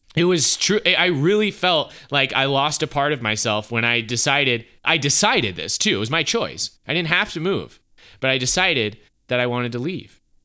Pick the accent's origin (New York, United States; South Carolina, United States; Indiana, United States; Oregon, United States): South Carolina, United States; Easley; also born or lived in Columbia, South Carolina; I was born and raised here. I'm from Easley, South Carolina.